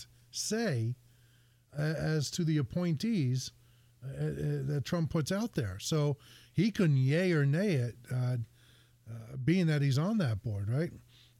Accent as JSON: {"language": "English", "town": "Bayonne", "region": "New Jersey", "country": "United States", "tie": "born or raised there", "said": "Growing up in Bayonne, New Jersey, we don't have the opportunity to have a lot of grasslands."}